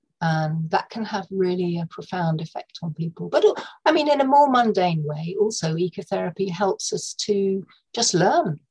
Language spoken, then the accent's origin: English; North Norfolk, East of England, United Kingdom; moved away; also born or lived in London; I grew up in North Norfolk with a deep connection to the sea